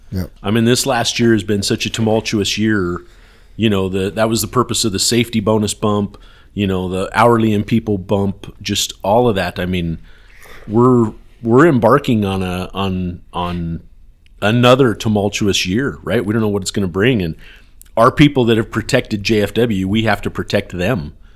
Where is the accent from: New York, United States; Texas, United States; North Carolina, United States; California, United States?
Texas, United States; hey, I'm from Texas.